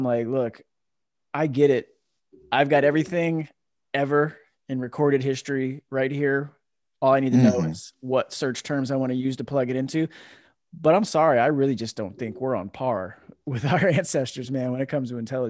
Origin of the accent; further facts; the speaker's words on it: East Coast, United States; now in California, United States; growing up on the East Coast, especially in the South, you don't think or learn.